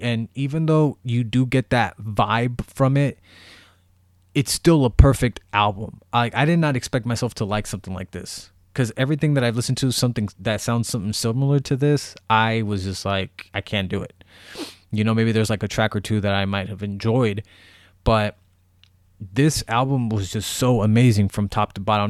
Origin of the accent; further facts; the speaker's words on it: Bay Area, California, United States; I am from the Bay Area